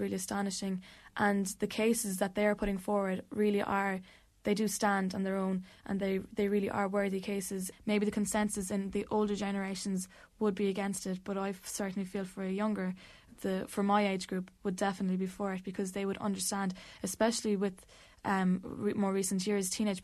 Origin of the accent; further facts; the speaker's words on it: Ballydehob, Munster, Ireland; also born or lived in Limerick; I'm from Ballydehob in West Cork